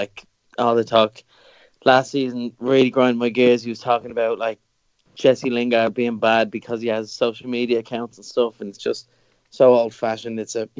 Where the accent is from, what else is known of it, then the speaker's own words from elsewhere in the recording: Ireland; also born or lived in Dublin; as you say, Dublin-based, so I'm Irish, obviously.